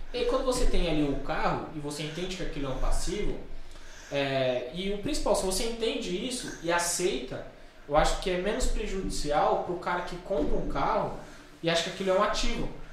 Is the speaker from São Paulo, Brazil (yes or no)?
yes; São Paulo, Brazil; a escola que eu me formei, no no ensino médio, tem uma matéria no SBT falando que é a pior, pior escola estadual da Zona Oeste